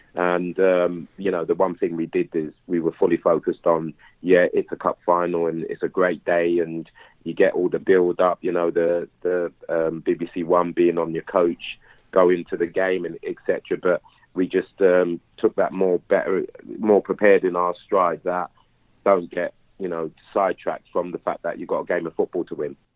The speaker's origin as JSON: {"language": "English", "region": "London", "country": "United Kingdom", "tie": "born or raised there", "said": "I was quite a local lad, you know, from Clapham. I was I was raised in Clapham"}